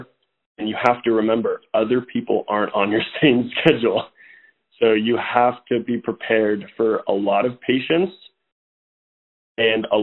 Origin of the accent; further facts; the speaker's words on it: Atascadero, California, United States; I grew up in Atascadero, California.